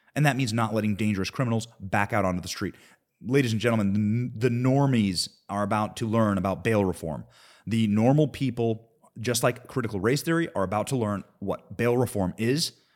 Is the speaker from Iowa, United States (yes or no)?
yes; Cedar Rapids, Iowa, United States; I grew up in Cedar Rapids, Iowa. That is what I consider my hometown.